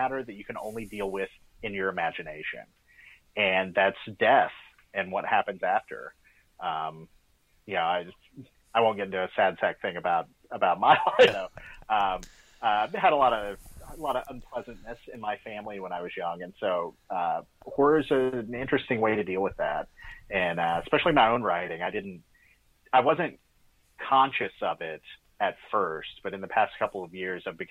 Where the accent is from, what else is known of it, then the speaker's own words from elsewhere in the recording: East Tennessee, United States; because I'm from East Tennessee myself. So, you know, I grew up in this very, you know, conservative Appalachian backwoods kind of environment